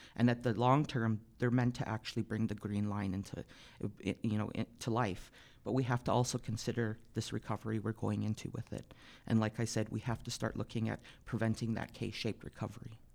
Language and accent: English; Piikani Nation, Alberta, Canada; moved away as an adult; now in Calgary, Canada; I'm from, uh, the Piikani Nation, which is about two and a half hours south of here between Pincher Creek and Fort McLeod. I was, uh, born and raised there, and I left when I was nineteen out of high school